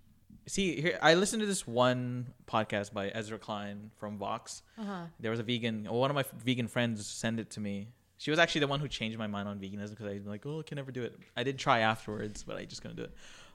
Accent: Philippines; there's also, like, foods in my culture, like, I'm Filipino, like, that are, like, heavily meat.

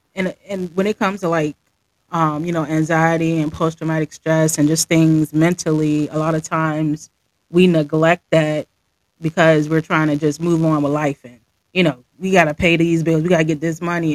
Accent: Virginia, United States; I'm from Virginia

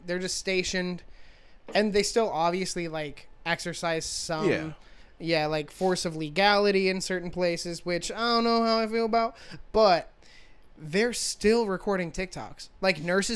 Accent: United States; I was raised in a America that was proud of being American

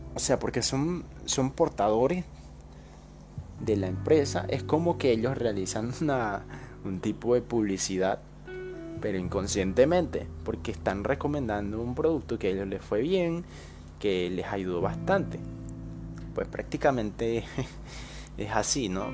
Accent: Bolivia; Yo soy boliviano, tengo 21 años

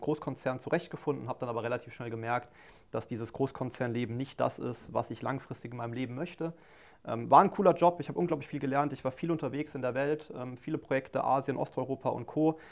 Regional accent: Mannheim, Baden-Württemberg, Germany; ich bin gebürtiger Mannheimer, ne, komme aus Mannheim, lebe dort seit, seit 29 Jahren

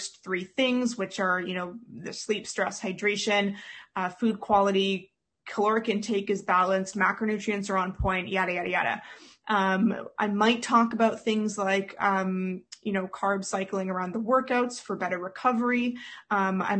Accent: Canada; a lot of us, especially as Canadian folk

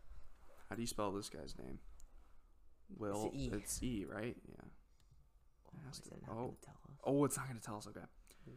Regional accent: United States; we're so American.

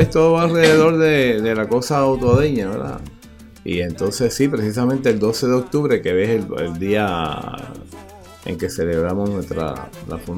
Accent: Utuado, Puerto Rico; pues busco la colaboración de gente de utuadeños que me ayuden a, también dar un mensaje. Ahí, por ejemplo, yo vengo de Utuado

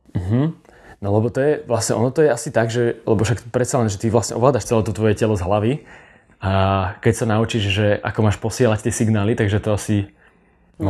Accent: Slovakia; Prečo sme my Slováci takíto?

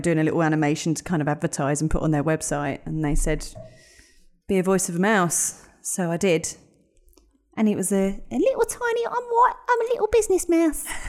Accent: London, United Kingdom; moved away as an adult; also born or lived in Epsom, Surrey; I grew up in North London. I grew up in Edmonton, North London

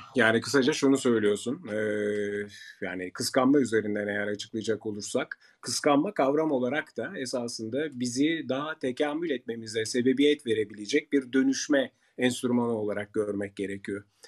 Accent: Turkey

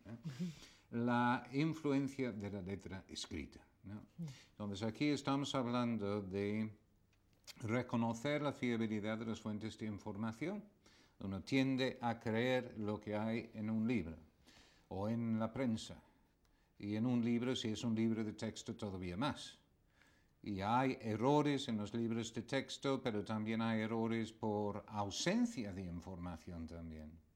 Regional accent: England, United Kingdom; now in Spain; inglés, que ya no lo soy, ya soy español

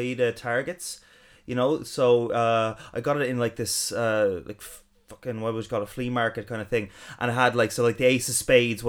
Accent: Ireland; growing up in Ireland.

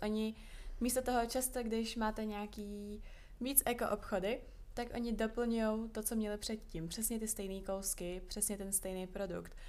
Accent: small town 40 km from Prague, Central Bohemian Region, Czechia; now in Prague, Czech Republic; já jsem vyrůstala čtyřicet kilometrů od Prahy, tak v našem maloměstě byly sekáče nejméně tři

